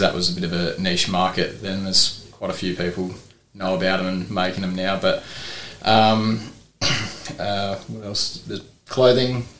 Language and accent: English; Port Lincoln, South Australia, Australia; born and bred in Port Lincoln